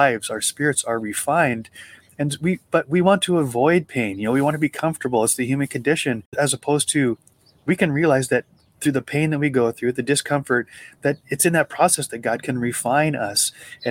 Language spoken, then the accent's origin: English; Montana, United States; also born or lived in Butte, Montana; when I grew up in Montana, we go to Butte. Butte is the city where I was born